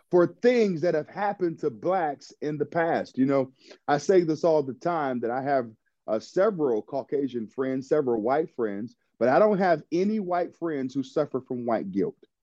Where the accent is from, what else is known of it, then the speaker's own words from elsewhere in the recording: United States; God allowed me to be born in America